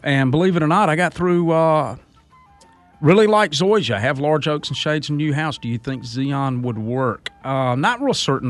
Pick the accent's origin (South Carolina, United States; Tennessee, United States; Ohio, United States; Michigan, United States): South Carolina, United States; Clinton; I grew up in Clinton, man. I'm a, I'm a old Lake Greenwood rat.